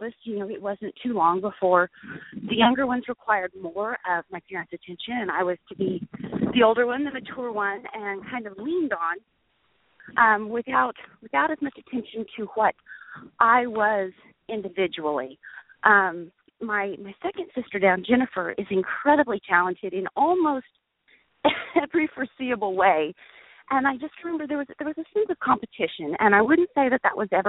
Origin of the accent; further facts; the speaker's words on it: Perry, Oklahoma, United States; also born or lived in Stillwater, Oklahoma; I grew up in mostly small town Oklahoma. Most of my years were spent in Perry, Oklahoma